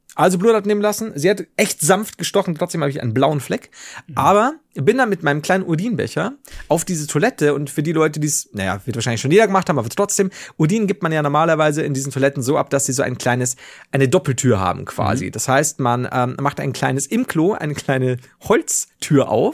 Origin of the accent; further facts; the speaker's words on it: Germany; also born or lived in Regensburg; bei uns in Deutschland